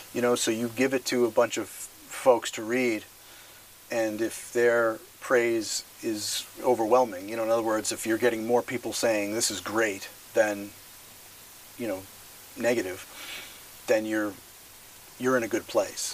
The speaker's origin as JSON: {"language": "English", "region": "Massachusetts", "country": "United States", "tie": "born or raised there", "said": "I grew up in Massachusetts"}